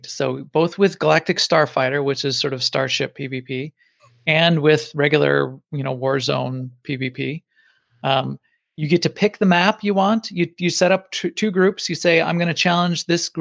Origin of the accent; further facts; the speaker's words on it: Chicago, Illinois, United States; Chicago, my hometown